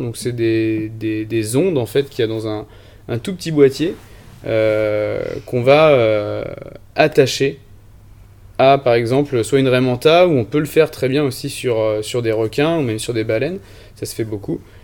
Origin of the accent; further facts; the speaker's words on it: Vendée, Pays de la Loire, France; Je viens de Vendée, donc euh, j'étais toujours proche de la côte. J'ai passé beaucoup de temps proche de la mer, sur les rochers, à pêcher avec mon grand-père des tout petits